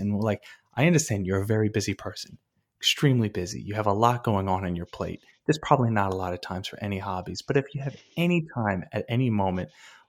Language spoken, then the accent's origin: English; Wantagh, New York, United States; I'm from Long Island and I grew up right next to Jones Beach in Wantagh, and that's where I grew up.